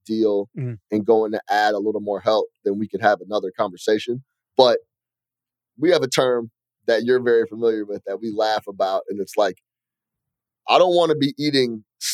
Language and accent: English; Chicago, Illinois, United States; I'm from Chicago